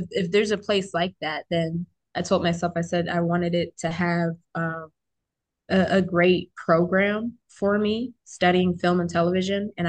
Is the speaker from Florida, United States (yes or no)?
yes; Fort Walton Beach, Florida, United States; born there; also born or lived in Japan / Buffalo; I was born in Fort Walton Beach, Florida, Okaloosa County proud. and uh, I moved, I was a part of a military family. So, I, I lived in a bunch of places like Japan, Buffalo, and then we bounced here to the DMV